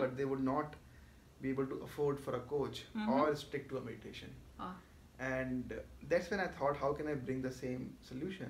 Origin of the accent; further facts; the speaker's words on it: Jaipur, Rajasthan, India; moved away; also born or lived in Mumbai; I am natively from Jaipur, that's west part of India, the place of the pink city and all.